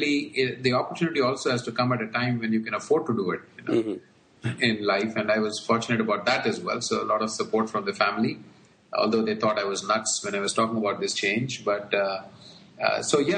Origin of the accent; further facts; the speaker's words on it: India; moved away as an adult; also born or lived in United States / Indonesia / Hong Kong / Bangalore; Born and brought up in India, and like most kids, played a lot of cricket.